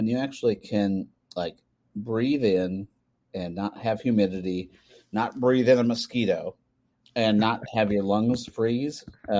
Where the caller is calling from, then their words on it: Minneapolis, Minnesota, United States; I'm live in Minneapolis, Minnesota.